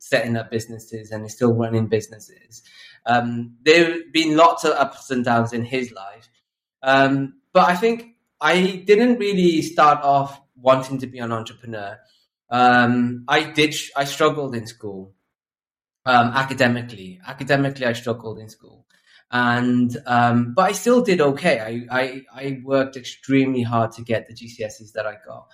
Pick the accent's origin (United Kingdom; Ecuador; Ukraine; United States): United Kingdom; Newport, Wales; born or raised there; also born or lived in Bangladesh / London